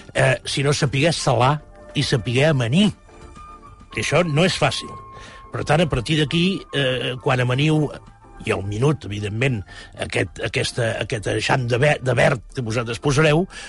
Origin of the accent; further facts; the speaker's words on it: Granollers, Catalonia, Spain; Jo, que sóc fill de Granollers